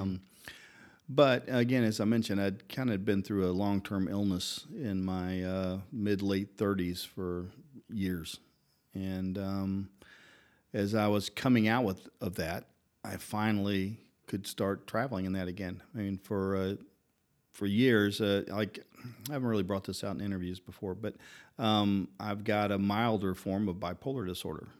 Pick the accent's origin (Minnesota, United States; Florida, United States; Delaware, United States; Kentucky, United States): Kentucky, United States; Louisville; moved away as an adult; also born or lived in Atlanta; now in Prague, Czech Republic; I grew up in Kentucky, and that's where my dad's shop was.